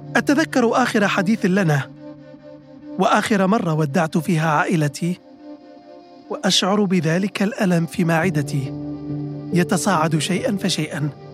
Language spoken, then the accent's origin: Arabic; between Bayda and Derna, a village of Jebel Akhdar, Libya; now in Washington, United States; كشخص ينحدر من إحدى قرى الجبل الأخضر في منتصف المسافة تماما بين مدينتي البيضة ودرنا